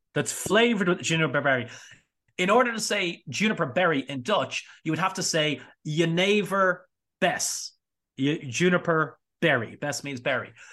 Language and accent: English; Ireland; I say this as an Irishman